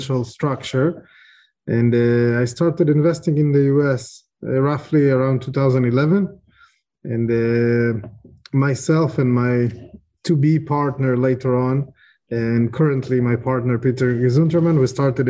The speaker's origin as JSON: {"language": "English", "country": "Israel", "tie": "born or raised there", "also_born_or_lived": "Ukraine", "said": "I was born in Ukraine, which became an interesting piece of information lately. I grew up in Israel. I moved when I was a child. I grew up in Israel."}